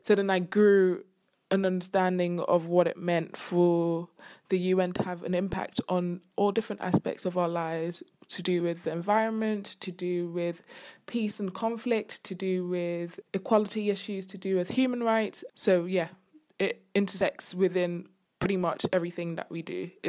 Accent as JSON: {"language": "English", "country": "Ghana", "tie": "born or raised there", "also_born_or_lived": "United Kingdom", "said": "I am from Ghana and the UK. I grew up in both."}